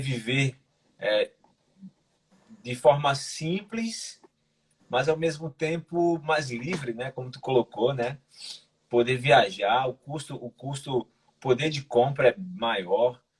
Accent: Recife, Pernambuco, Brazil; moved away as an adult; also born or lived in Minas Gerais; now in Portugal; hoje eu moro aqui em Portugal, sou brasileiro, sou de Recife

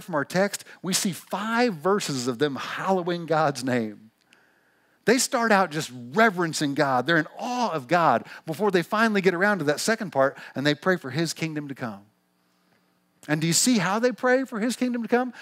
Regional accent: Missouri, United States; accent: twangy; moved away as an adult; now in Pacific Northwest, United States; we never lived anywhere but the little town we grew up in Missouri

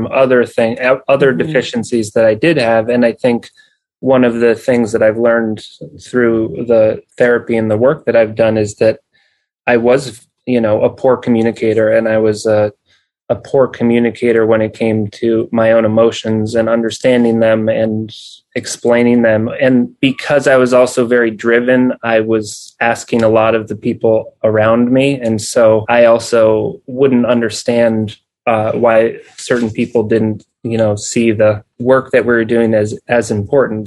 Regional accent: New England, United States; I grew up in New England

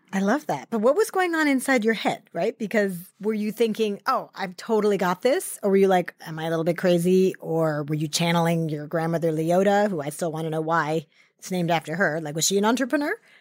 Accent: New York, United States; I grew up in New York, and my first job was actually in the garment district

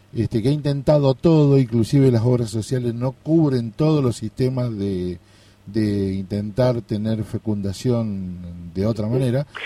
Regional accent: Corrientes, Argentina; yo soy de Corrientes

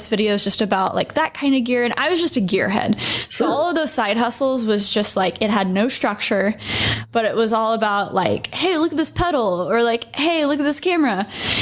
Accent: Dallas, Texas, United States; moved away as an adult; also born or lived in New York; I am a YouTuber now based in Dallas, Texas

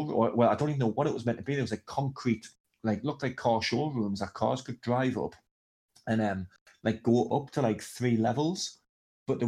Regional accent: England, United Kingdom; I'm from England

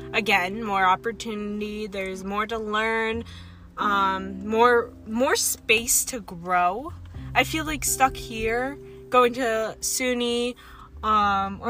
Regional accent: Wallkill, New York, United States; now in Plattekill, United States; I originally lived, like, right in the hamlet of Walk Hill.

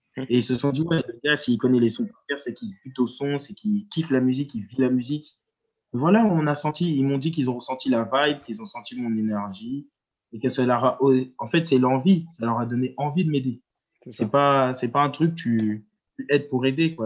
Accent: Évry, Île-de-France, France; also born or lived in Strasbourg / Orléans / Tours; now in Paris, France; Après, j'ai déménagé dans le 91, à Évry

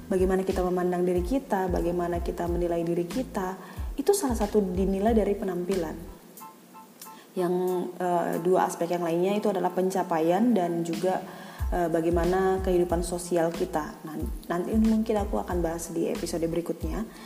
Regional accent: Medan, North Sumatra, Indonesia; now in Jakarta, Indonesia; selama aku di Jakarta kali ya jadi aku dari Medan

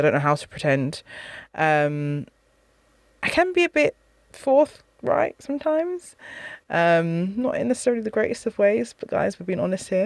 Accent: United Kingdom; I'm from a Caribbean background. I'm British, though, British born.

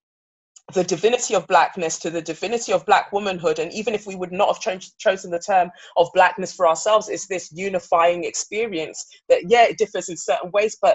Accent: England, United Kingdom; also born or lived in Nigeria; I was born in Nigeria and I came to England when I was five

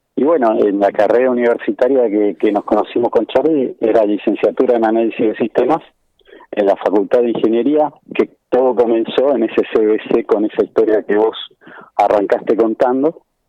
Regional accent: Buenos Aires, Argentina; moved away as an adult; also born or lived in Palermo, Buenos Aires / Caballito, Buenos Aires; now in Mercedes, Argentina; yo soy originario de Bajo Flores

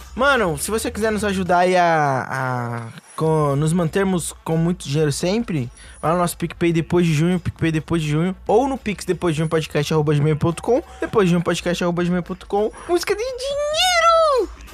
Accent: Brazil; somos brasileiros

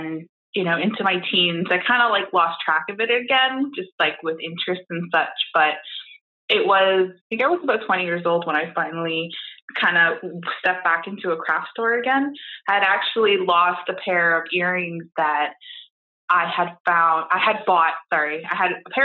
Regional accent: Toronto, Ontario, Canada; moved away as an adult; now in Windsor, Canada; I am originally from Toronto. I moved to Windsor about 14 years ago to study at the university

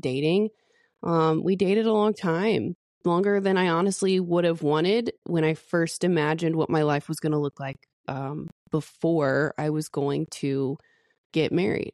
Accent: the Bible Belt, United States; being born and raised in the Bible Belt

